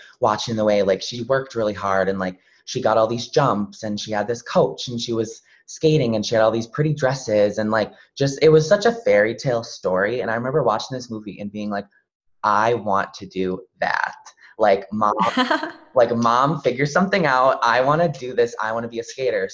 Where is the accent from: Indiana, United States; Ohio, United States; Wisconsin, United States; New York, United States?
Wisconsin, United States; Loyal; I'm from central Wisconsin. So I grew up in a little tiny town. It's called Loyal